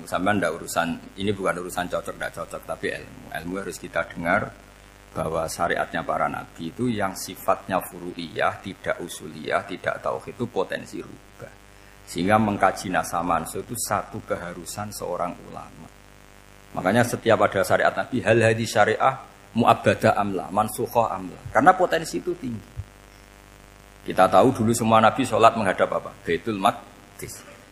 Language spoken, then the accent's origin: Indonesian; Rembang, Central Java, Indonesia